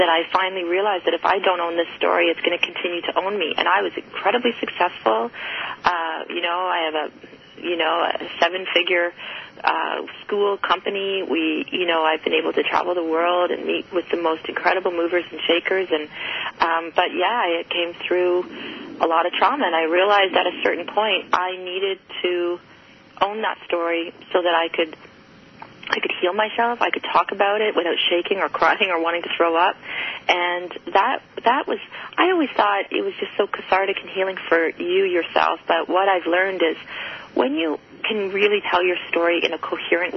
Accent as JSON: {"language": "English", "country": "Canada", "said": "I'm Canadian"}